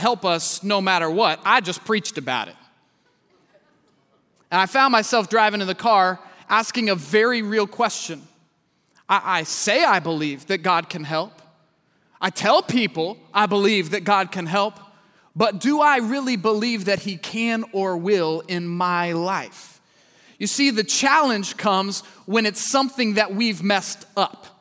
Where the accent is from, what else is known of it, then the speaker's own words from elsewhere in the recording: Kansas City, Missouri, United States; I'm from Kansas City, Missouri